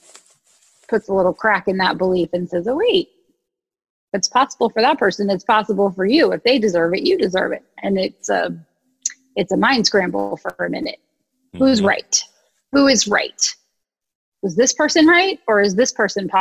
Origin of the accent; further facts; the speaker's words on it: Ohio, United States; moved away as an adult; also born or lived in New York City; And I was from Ohio, where people said good morning when they answered the phone.